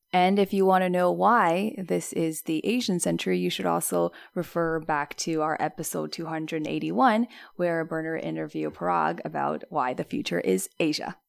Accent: Toronto, Ontario, Canada; moved away as an adult; now in Shanghai, China; I grew up in Toronto and I relocated to China around a year and a half ago

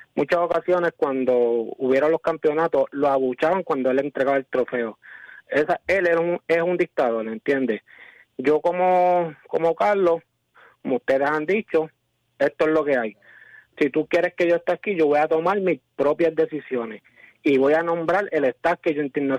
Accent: Las Piedras, Puerto Rico; yo soy de aquí de Las Piedras

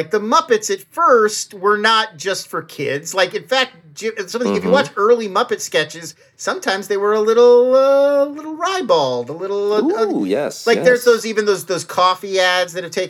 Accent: Irvine, California, United States; I grew up in Irvine, which is just down the road from Anaheim.

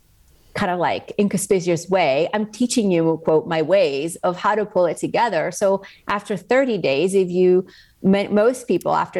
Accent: Spain; moved away; I grew up in Spain

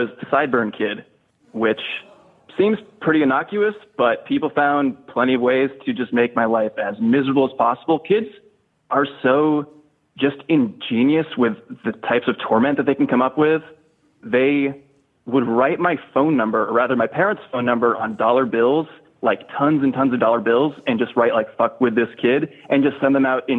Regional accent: East Coast, United States; Well, I am from the East Coast, from a good old quiet suburb on the East Coast.

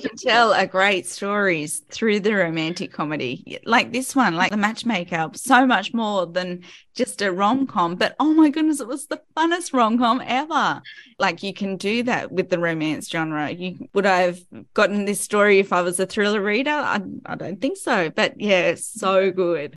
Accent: Sydney, New South Wales, Australia; my hometown

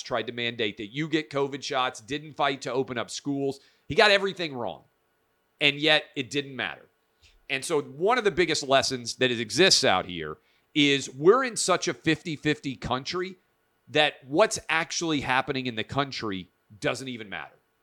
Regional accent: Tennessee, United States; My home state of Tennessee, fabulous place to live.

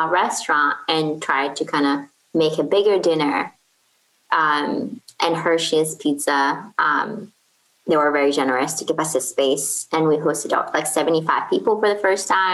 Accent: Kuwait; English is a second language; moved away as an adult; also born or lived in Portland, Oregon, United States; now in Baltimore, United States; I'm originally from Kuwait. So I moved here for college

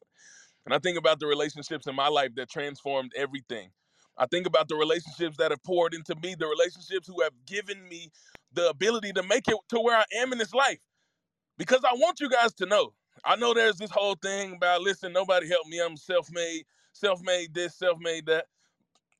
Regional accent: suburb of Memphis, Mississippi, United States; moved away; I was born in Memphis, Tennessee, raised in Mississippi. And it was a small town

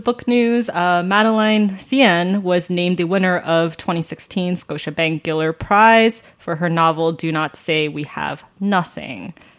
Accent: United States; people like me growing up in America.

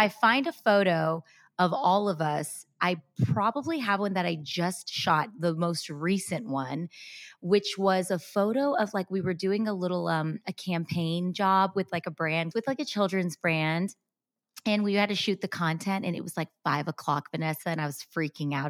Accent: United States; born and raised in America

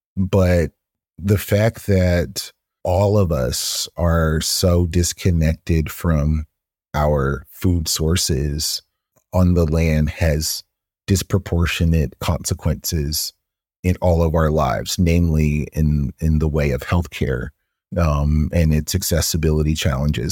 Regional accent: Atlanta, Georgia, United States; growing up in Atlanta

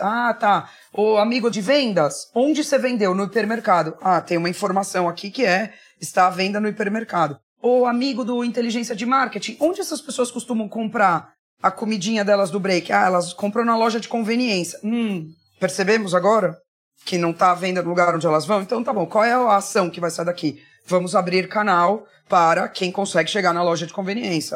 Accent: Barbacena, Minas Gerais, Brazil; moved away; also born or lived in United States / Spain / England / São Paulo; quando eu era criança pequena lá em Barbacena

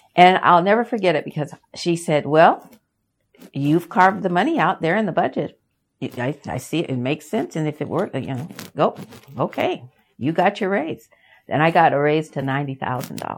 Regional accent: Yakima, Washington, United States; also born or lived in Los Angeles; We moved from Los Angeles to Yakima, Washington

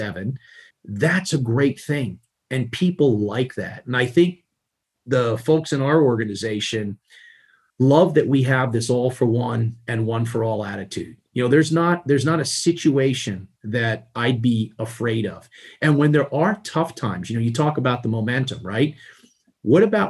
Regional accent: New York City, New York, United States; growing up in Queens, you know, you like, in order to put the next meal on the table, everybody had to contribute and bring money home

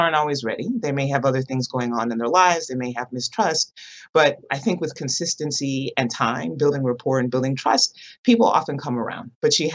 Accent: Michigan, United States; moved away as an adult; now in Baltimore, United States; I grew up in Michigan and came out here for residency training

